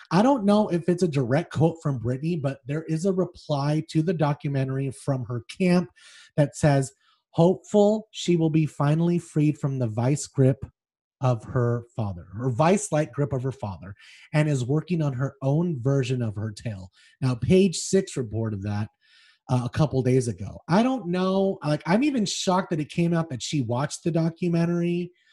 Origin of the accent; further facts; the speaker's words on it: Las Vegas, Nevada, United States; I'm from Vegas